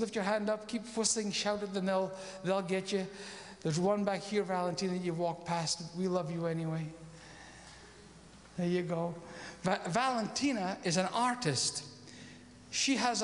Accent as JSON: {"language": "English", "region": "Scotland", "country": "United Kingdom", "said": "I'm a Scotsman and I'm a missionary"}